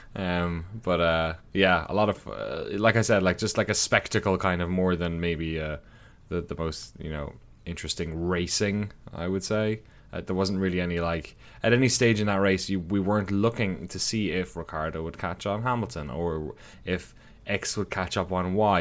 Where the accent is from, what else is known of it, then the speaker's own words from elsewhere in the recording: Ireland; now in United States; my hometown in Ireland